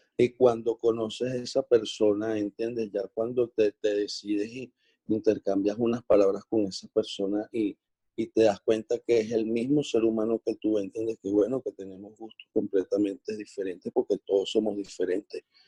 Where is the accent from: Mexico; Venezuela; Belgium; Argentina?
Venezuela; somos, somos coterráneos, somos venezolanos